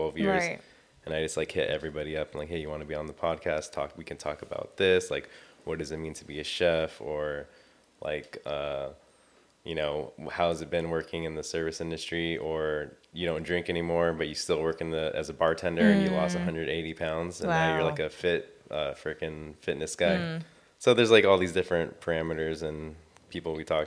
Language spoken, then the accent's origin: English; Long Beach, California, United States; I'm from Long Beach, California. I've been living here my whole entire life.